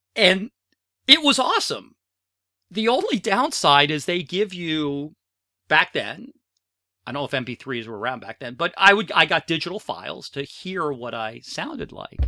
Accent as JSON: {"language": "English", "country": "United States", "said": "we're from the States"}